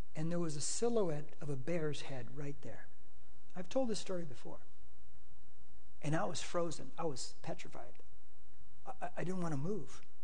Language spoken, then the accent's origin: English; United States; I'm an American